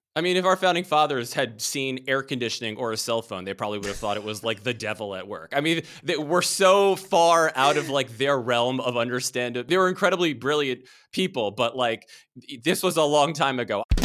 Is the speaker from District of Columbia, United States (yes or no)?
yes; Washington, District of Columbia, United States; I grew up in Washington, D C, and was surrounded by the government from a very early age